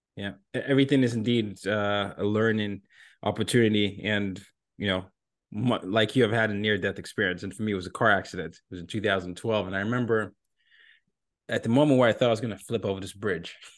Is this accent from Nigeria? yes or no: yes; Nigeria; moved away as an adult; now in New York City, United States; my home country of Nigeria